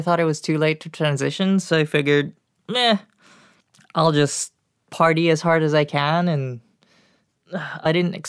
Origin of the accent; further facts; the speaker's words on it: Singapore; moved away as an adult; now in United States; I was born in Singapore.